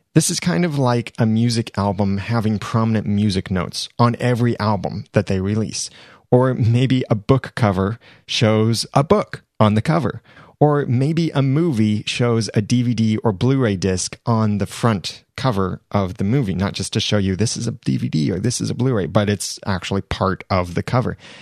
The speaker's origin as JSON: {"language": "English", "country": "United States", "said": "I am an American"}